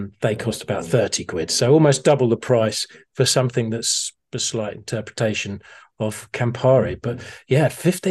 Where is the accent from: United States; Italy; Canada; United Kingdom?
United Kingdom; Harpenden, East of England; my hometown, Harpenden